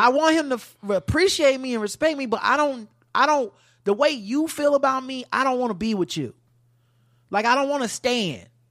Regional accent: the South, United States; I'm from the South

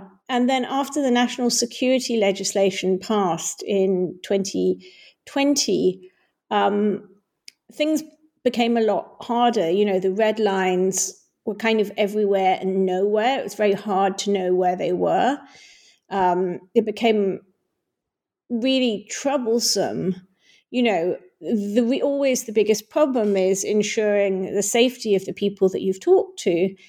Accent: Hong Kong; Well, I grew up in Hong Kong. My parents moved to Hong Kong when I was five. And so I spent my childhood there.

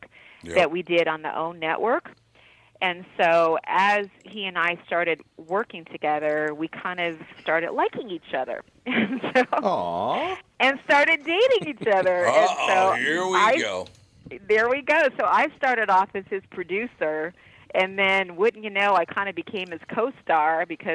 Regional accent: Carson, California, United States; also born or lived in Long Beach, California; we grew up in Carson, California, then Long Beach, California

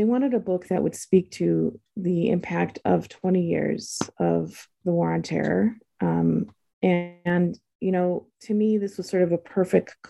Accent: United States; in my life as a Muslim, as an Arab, and even as an American

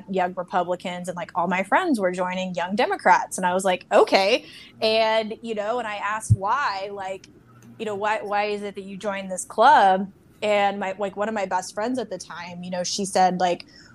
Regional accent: Oklahoma, United States; Born and raised in Oklahoma

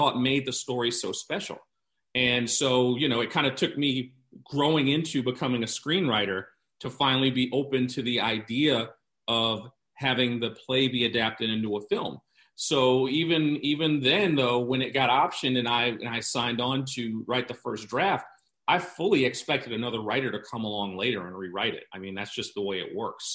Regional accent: New York, United States; I'm from New York and grew up going to theater

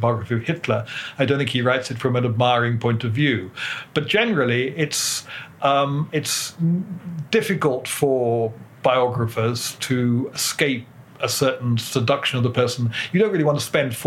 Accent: United Kingdom; as a British historian

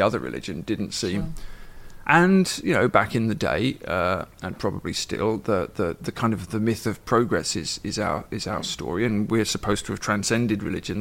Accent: England, United Kingdom; moved away as an adult; now in Ireland; I grew up in England in the 80s

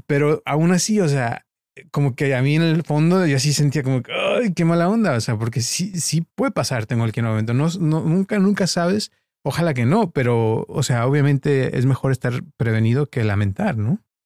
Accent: Guadalajara, Jalisco, Mexico; also born or lived in Costa Mesa, United States; now in United States; yo crecí en, de chico en Guadalajara, en una colonia muy pobre que se llamaba Santa Teresita

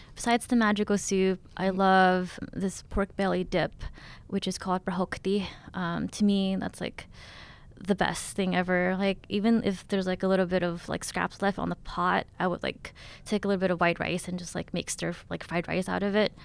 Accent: Stockton, California, United States; also born or lived in Thailand / Texas / Oakland, California; growing up in Stockton, um, I didn't really have anywhere to hang out besides the kitchen with my mom

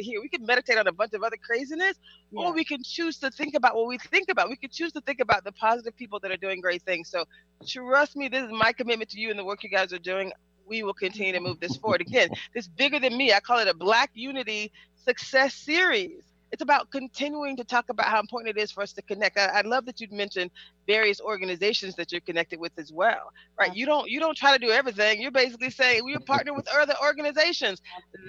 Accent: the South, United States; I'm from the South, too

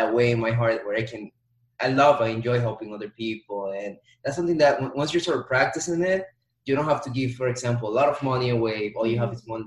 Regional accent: Dominican Republic; moved away as an adult; also born or lived in New York, United States / Florida, United States; born in New York, raised in Dominican Republic

